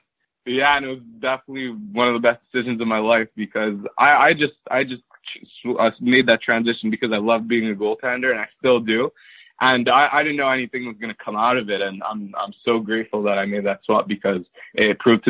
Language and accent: English; Montreal, Quebec, Canada; So I'm from Montreal, Canada. I've lived here my whole life, born and raised.